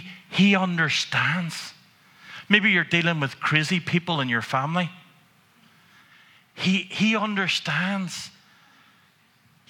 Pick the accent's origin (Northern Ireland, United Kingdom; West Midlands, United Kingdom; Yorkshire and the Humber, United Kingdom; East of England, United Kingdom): Northern Ireland, United Kingdom; Antrim; growing up in Antrim, where you have a history, and now you're a minister in the town